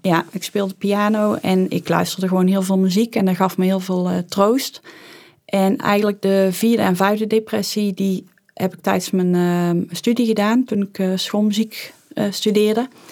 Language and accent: Dutch; Tilburg, North Brabant, Netherlands; ik kom uit Tilburg